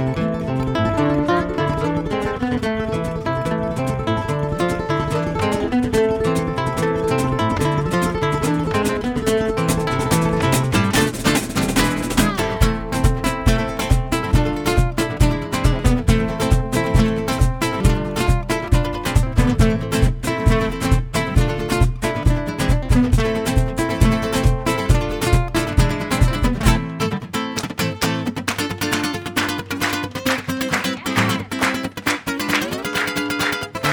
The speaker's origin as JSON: {"language": "English", "area": "Oahu", "region": "Hawaii", "country": "United States", "tie": "born or raised there", "said": "I am born and raised from the island of Oahu, Hawaii."}